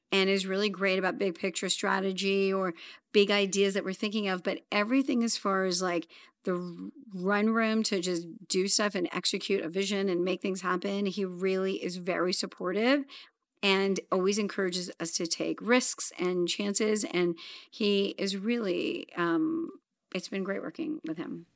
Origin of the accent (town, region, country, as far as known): Los Angeles, California, United States; born or raised there; also born or lived in London / Zambia